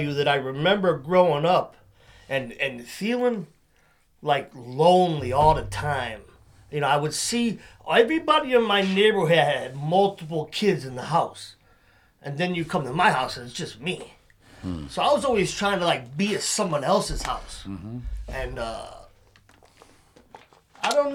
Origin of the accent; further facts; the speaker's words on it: Waterbury, Connecticut, United States; I'm from Waterbury.